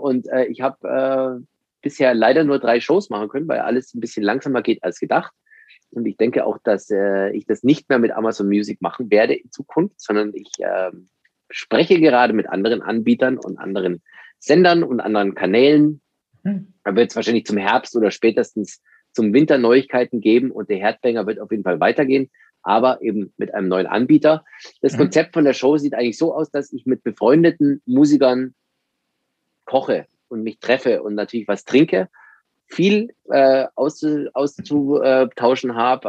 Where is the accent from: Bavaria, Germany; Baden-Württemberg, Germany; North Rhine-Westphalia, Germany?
Bavaria, Germany; Landsberg am Lech; Ich komme aus dem Süden von Deutschland, wie man vielleicht hört, aus einer Kleinstadt Landsberg am Lech in der Nähe von München